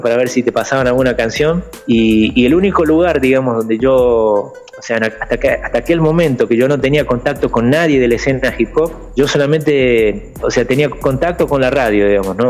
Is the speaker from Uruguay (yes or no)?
no; Buenos Aires, Argentina; moved away as an adult; also born or lived in interior of Argentina; now in São Paulo, Brazil; yo soy del interior, pero, o sea, mi familia fue a vivir a la capital, digamos, este, ya de pequeño